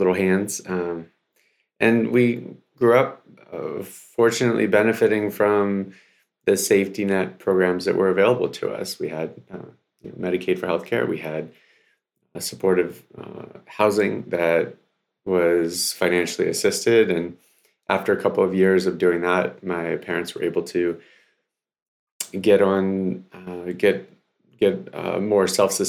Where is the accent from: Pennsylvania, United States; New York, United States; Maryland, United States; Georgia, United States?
Maryland, United States; Baltimore; also born or lived in Odesa, Ukraine; Came over in 89 when I was 5 years old. We came from Odessa, Ukraine, and landed in Baltimore. As you mentioned, West Baltimore.